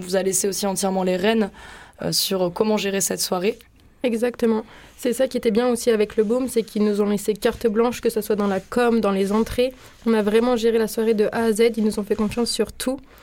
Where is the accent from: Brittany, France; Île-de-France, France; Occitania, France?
Brittany, France; small town near Rennes; moved away as an adult; also born or lived in Paris; now in Marseille, France; j'ai grandi dans une petite ville qui est située à côté de Rennes, du coup en Bretagne